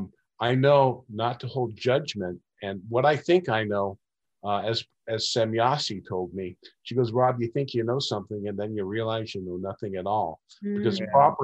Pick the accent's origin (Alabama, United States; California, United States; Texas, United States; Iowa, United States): California, United States; Laguna Beach; at an early age, I grew up in Laguna Beach